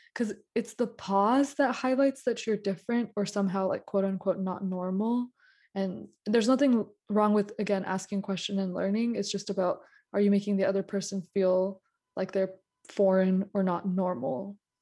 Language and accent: English; United States; also born or lived in India; we are Indian American women